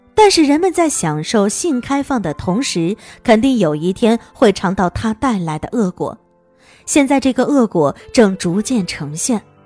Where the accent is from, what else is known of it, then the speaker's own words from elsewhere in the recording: Hunan, China; 作为湖南人